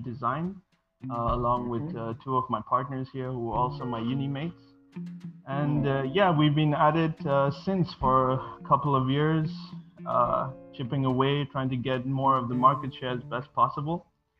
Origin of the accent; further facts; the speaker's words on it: Bahrain; English is a second language; also born or lived in Sri Lanka; now in Malaysia; I'm originally from Sri Lanka, but I was born and raised in Bahrain, which is in the Middle East, and currently I'm located in Malaysia